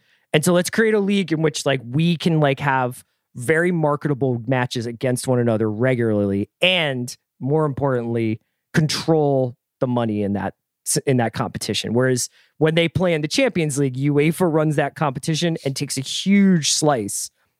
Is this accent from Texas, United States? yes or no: no; Philadelphia, Pennsylvania, United States; Yeah. I'm from Philly. Like my mom's from New York and everything, but like my dad was British.